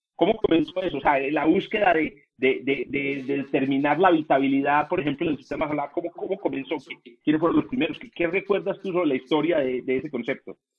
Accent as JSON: {"language": "Spanish", "country": "Colombia", "said": "como decimos en Colombia"}